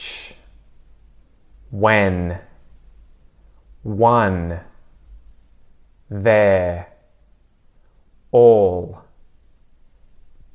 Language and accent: English; Australia; accent: Aussie; me as an Aussie